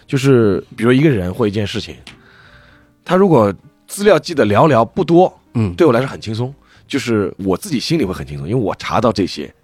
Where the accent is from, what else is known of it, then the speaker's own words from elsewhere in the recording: Shanghai, China; 我是上海人